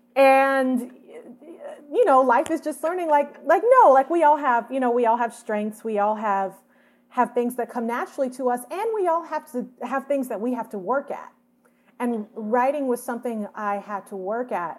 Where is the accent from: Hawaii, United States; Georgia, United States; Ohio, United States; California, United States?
Georgia, United States; Atlanta; moved away as an adult; also born or lived in Boston, Massachusetts; now in Los Angeles, United States; we moved to Atlanta, where my dad's originally from, and that's where I was raised